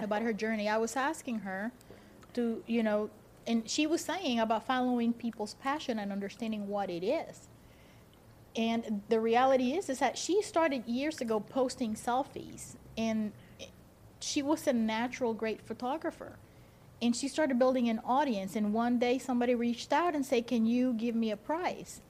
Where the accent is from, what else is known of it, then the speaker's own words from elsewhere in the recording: Dominican Republic; moved away; The Dominican Republic. We don't do like Easter bunny things.